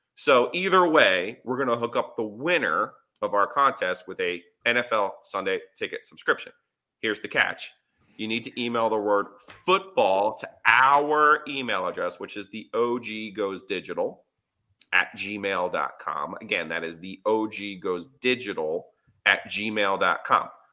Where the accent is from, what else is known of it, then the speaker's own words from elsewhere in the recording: Ringwood, New Jersey, United States; moved away; I'm from Ringwood, New Jersey